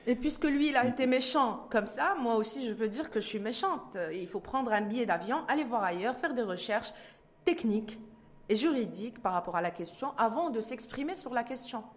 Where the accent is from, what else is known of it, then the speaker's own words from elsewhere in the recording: Morocco; On est tous des Marocains